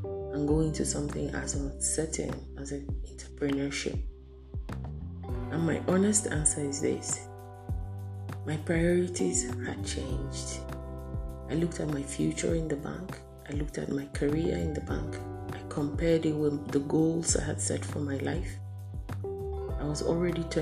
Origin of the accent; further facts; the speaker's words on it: Benue, Nigeria; now in Abuja, Nigeria; I'm a 43-year-old single female based in Abuja, Nigeria, West Africa. But I'm originally from Benue State, North Central Nigeria.